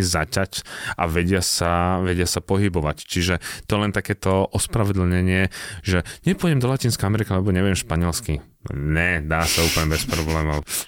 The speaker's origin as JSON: {"language": "Slovak", "country": "Slovakia", "said": "ty povieš Slovensko"}